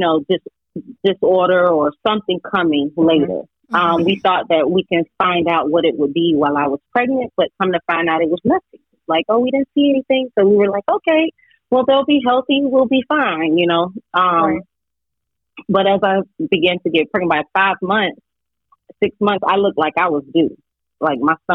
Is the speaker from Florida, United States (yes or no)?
yes; Delray Beach, Florida, United States; I grew up in a small town called Delray Beach. It's in Palm Beach County, southern Palm Beach County